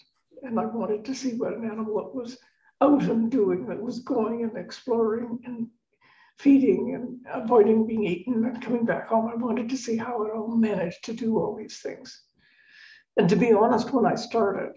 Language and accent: English; Victoria, British Columbia, Canada; moved away; also born or lived in Boston; I grew up in Victoria on the west coast of Canada